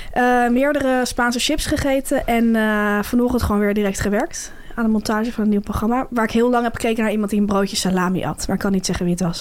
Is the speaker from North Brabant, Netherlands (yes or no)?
no; Delft, South Holland, Netherlands; moved away; also born or lived in Amsterdam; Suzanne heeft ook in Delft gewoond, waar ik vandaan kom